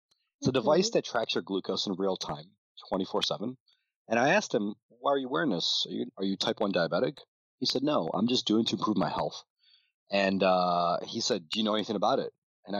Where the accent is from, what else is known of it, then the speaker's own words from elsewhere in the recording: Ukraine; moved away; When I was a little bit younger, I immigrated from Ukraine. My parents didn't have that much money.